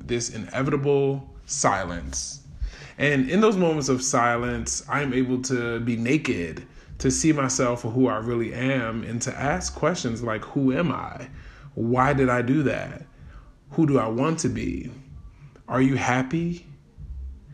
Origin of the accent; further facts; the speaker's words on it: Baltimore, Maryland, United States; Growing up in Baltimore City